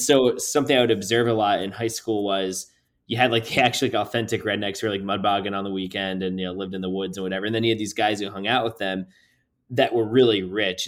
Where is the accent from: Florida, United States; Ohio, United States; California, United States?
Florida, United States; New Port Richey; I grew up in Newport Richey, Florida